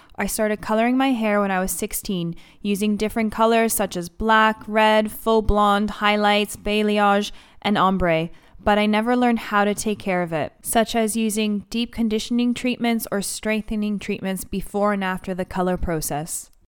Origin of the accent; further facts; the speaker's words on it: Canada; moved away as an adult; now in London, United Kingdom; I am Greek Canadian